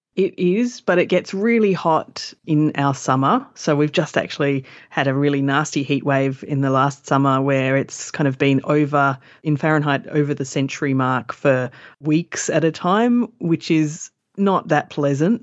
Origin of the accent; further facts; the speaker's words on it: Perth, Western Australia, Australia; So I was born in Perth and I have lived nearly all my life in it.